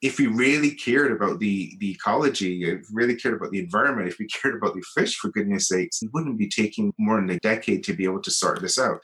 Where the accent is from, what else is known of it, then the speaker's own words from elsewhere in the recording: Barbados; moved away as an adult; now in Geneva, Switzerland; I'm from Barbados, a very small, beautiful island in the Caribbean